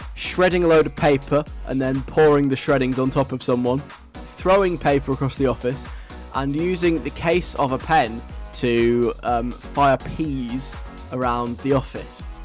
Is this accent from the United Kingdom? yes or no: yes; England, United Kingdom; I'm English